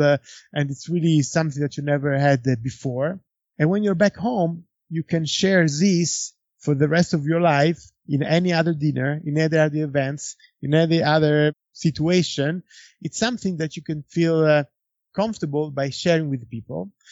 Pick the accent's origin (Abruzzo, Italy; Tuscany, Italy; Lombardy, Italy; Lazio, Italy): Tuscany, Italy; Florence; Antinori, it's in Florence. It's my hometown